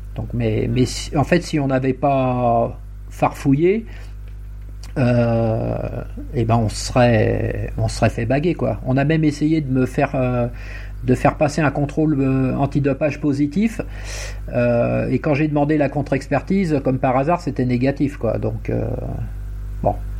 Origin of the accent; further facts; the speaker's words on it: Essonne, Île-de-France, France; je suis de, je suis originaire de l'Essonne